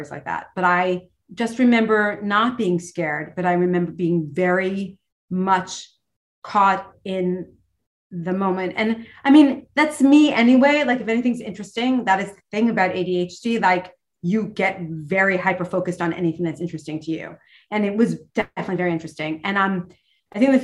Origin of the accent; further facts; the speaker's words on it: New York City, New York, United States; I'm a girl from New York City